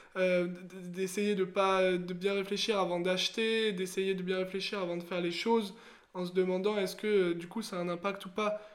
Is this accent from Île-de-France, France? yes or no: yes; Seine-et-Marne, Île-de-France, France; also born or lived in Haute-Saône; j'ai grandi en Seine-et-Marne, euh, proche euh, de, la, de la banlieue